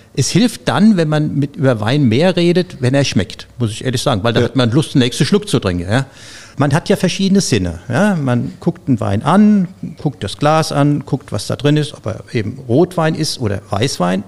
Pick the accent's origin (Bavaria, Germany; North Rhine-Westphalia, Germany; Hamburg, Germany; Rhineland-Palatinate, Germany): Rhineland-Palatinate, Germany; Zornheim; moved away as an adult; Ich komme ja aus Rheinhessen, aus Zornheim, diesem schönen Örtchen oben auf dem Berg.